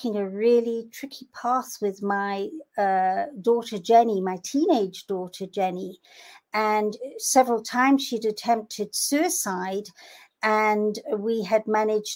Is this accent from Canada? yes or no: no; Kenya; I'm from Kenya